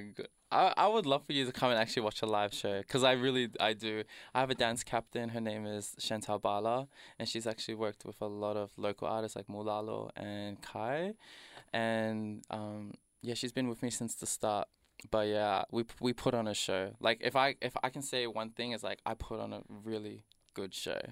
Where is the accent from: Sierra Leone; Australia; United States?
Australia; Doveton, Victoria; I was raised in Dovetone and tha, if you didn't know, that's next to Danny Nong